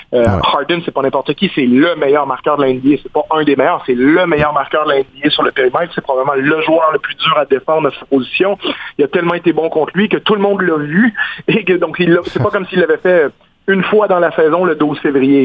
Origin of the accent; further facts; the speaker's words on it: Quebec, Canada; je suis québécois